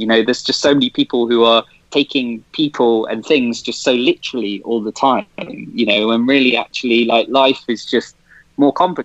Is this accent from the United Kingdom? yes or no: yes; Leicester, East Midlands, United Kingdom; moved away as an adult; now in Ankara, Turkey; I'm from Leicester